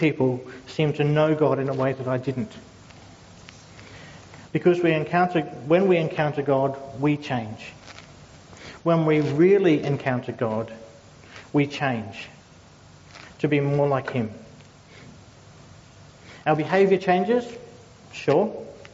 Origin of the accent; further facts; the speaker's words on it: Logan City, Queensland, Australia; I grew up in Logan City